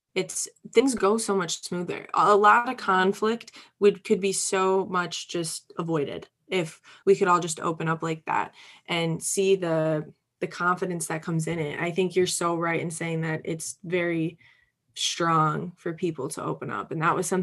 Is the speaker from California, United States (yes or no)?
no; Upper Peninsula of Michigan, United States; moved away as an adult; I'm from a very small rural place, the Upper Peninsula of Michigan.